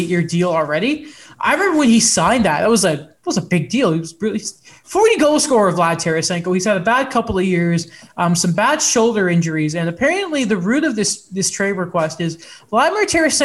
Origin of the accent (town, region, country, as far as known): England, United Kingdom; now in Canada